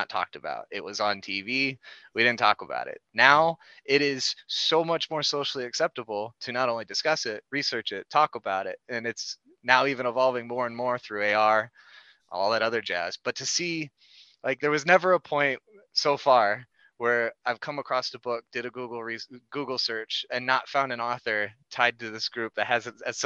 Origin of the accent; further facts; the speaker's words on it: Indiana, United States; I'm right on the edge to Michigan and Indiana